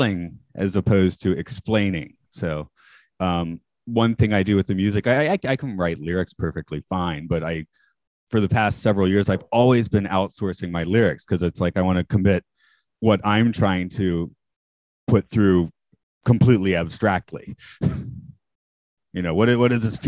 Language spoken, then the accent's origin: English; Atlanta, Georgia, United States; moved away as an adult; also born or lived in South Carolina / Maine / Canada; now in Japan; I'm from Atlanta.